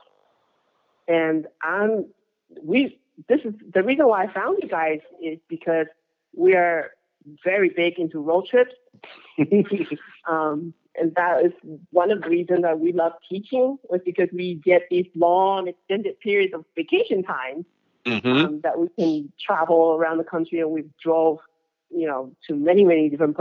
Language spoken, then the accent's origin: English; Boston, Massachusetts, United States; also born or lived in Taiwan / Hawaii; now in Sugar Land, United States; I'm actually from Taiwan and grew up in Boston